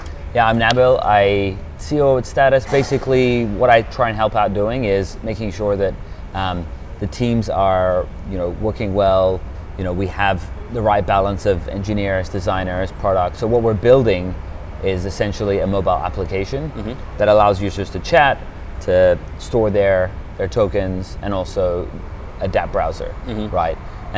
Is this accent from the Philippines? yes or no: no; Australia; also born or lived in United Kingdom; now in Switzerland; I was born in the UK.